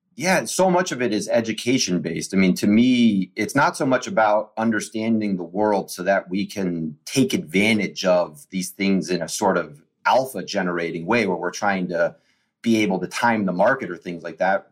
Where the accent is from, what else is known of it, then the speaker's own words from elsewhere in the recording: Washington, District of Columbia, United States; I was born on June 30th, 1980, in Georgetown University Hospital